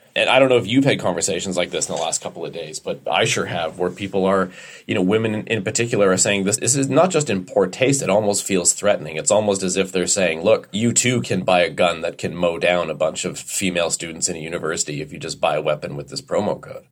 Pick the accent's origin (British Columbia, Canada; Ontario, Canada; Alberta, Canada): Alberta, Canada; I was raised in Alberta